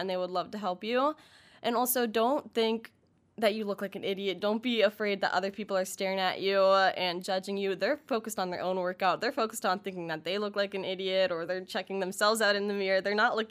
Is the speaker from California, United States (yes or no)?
no; Pittsburgh, Pennsylvania, United States; moved away; I'm actually from Pittsburgh